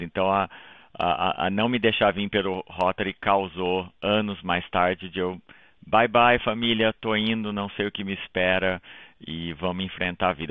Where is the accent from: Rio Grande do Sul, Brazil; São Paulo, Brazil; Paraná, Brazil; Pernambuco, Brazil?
São Paulo, Brazil; Taquarituba; moved away as an adult; now in Toronto, Canada; Eu sou de Taquarituba, como você falou, no interior de São Paulo, uma cidadezinha lá